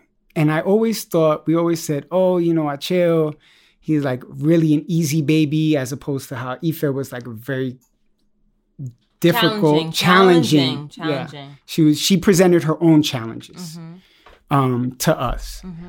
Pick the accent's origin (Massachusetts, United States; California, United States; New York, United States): New York, United States; Bronx; also born or lived in East Harlem; I was born in East Harlem and moved up to the Bronx and moved around a lot. But the Bronx, I credit with forming me.